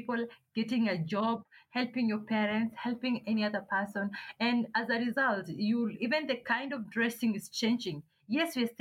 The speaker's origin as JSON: {"language": "English", "area": "Manyatta", "region": "Kajiado County", "country": "Kenya", "tie": "born or raised there", "also_born_or_lived": "Kitengela, Kenya", "said": "I was born in Kitengela, raised in Amanyata"}